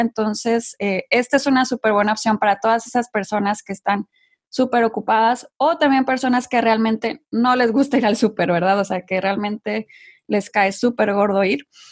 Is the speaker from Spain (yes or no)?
no; Mexico; moved away as an adult; also born or lived in Monterrey, Mexico / London, United Kingdom; now in United States; yo soy de México, como bien lo dices, originaria de México.